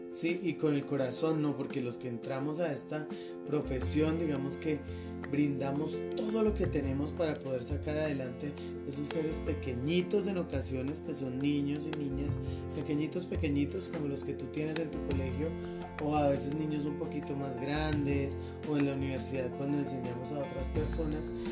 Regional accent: Colombia; a los maestros de Colombia

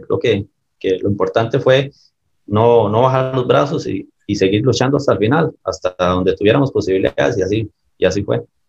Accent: Escazú, San José, Costa Rica; me crié en, Escazú, en el Atlético de Escazú

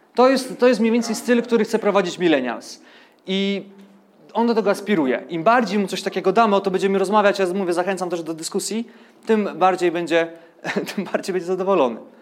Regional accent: Ustrzyki Dolne, Subcarpathian Voivodeship, Poland; urodziłem się w Ustrzykach Dolnych, więc powiedzmy, że tam komuna trochę dłużej żyła.

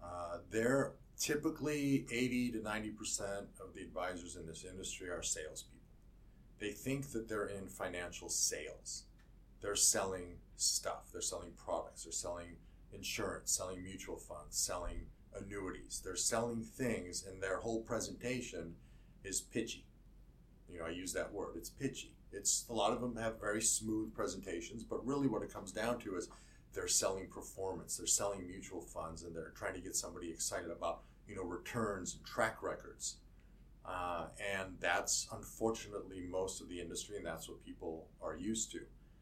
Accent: Buffalo, New York, United States; born there; I was born in Buffalo, New York, which I've been told is a great place to be from. Got out of there early.

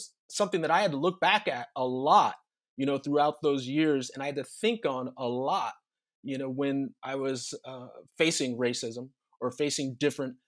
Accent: Southern California, United States; growing up in Southern California in the suburbs

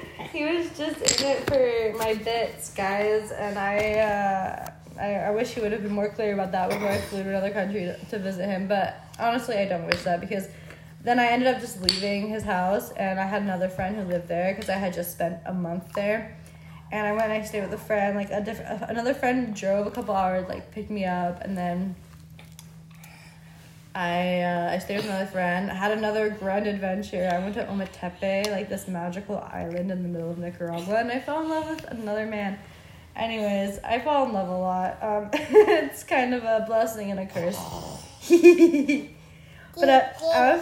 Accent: New Jersey, United States; now in Miami, United States; my hometown in New Jersey

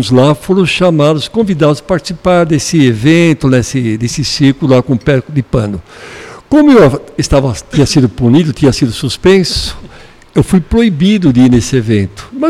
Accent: Porto Alegre, Rio Grande do Sul, Brazil; born there; Eu nasci no Rio Grande do Sul, sou gaúcho.

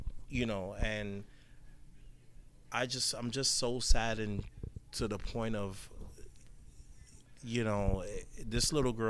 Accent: Orlando, Florida, United States; from Orlando, Florida.

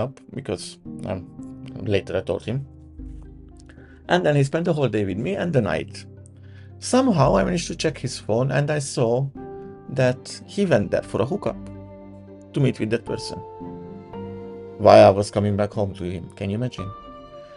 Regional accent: Budapest, Hungary; moved away as an adult; my hometown Budapest

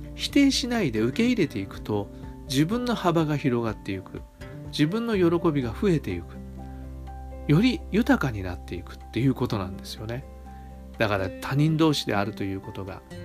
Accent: Kanto, Japan; 僕は関東のね育ちです。

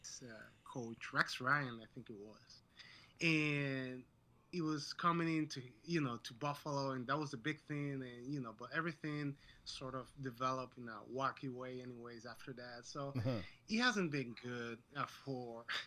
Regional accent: Dominican Republic; moved away as an adult; now in Rochester, United States; I'm actually from Dominican Republic, and I moved here to the States, I want to say, 13 years ago.

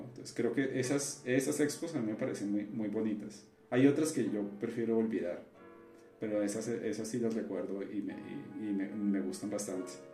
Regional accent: Cali, Valle del Cauca, Colombia; moved away as an adult; now in Mexico; mi ciudad, pero ciudad de la que yo soy, de Cali

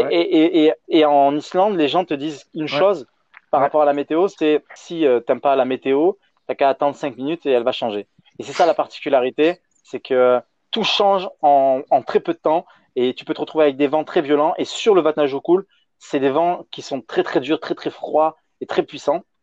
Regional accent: France; en tant que Français

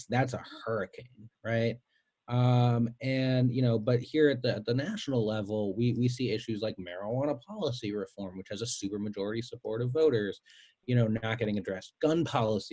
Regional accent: Cleveland Heights, Ohio, United States; I'm from Cleveland Heights

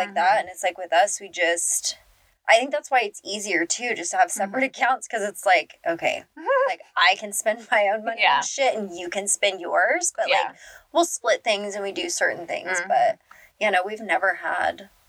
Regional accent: United States

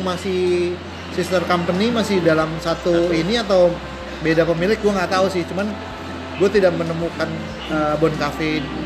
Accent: Jakarta, Indonesia; moved away; Gua besar di uh, Jaksel juga kan gitu loh sebelum gue pindah gitu gue besar di Kebayoran

